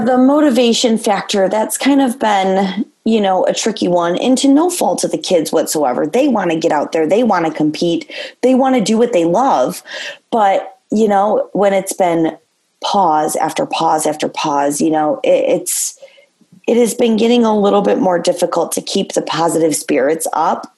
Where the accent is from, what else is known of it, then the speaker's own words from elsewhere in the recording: Gibraltar/Carlson, Michigan, United States; it was hard to leave Carlson, you know, having been my hometown and where I went to school